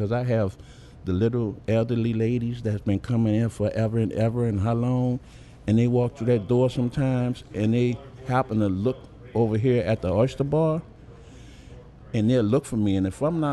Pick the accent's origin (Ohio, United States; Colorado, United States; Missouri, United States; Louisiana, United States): Louisiana, United States; New Orleans; I'm from Uptown. I live Uptown, New Orleans, practically all my born days